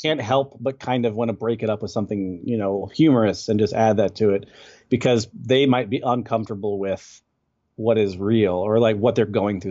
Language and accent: English; Texas, United States; I'm from Texas, and I'm living in Texas currently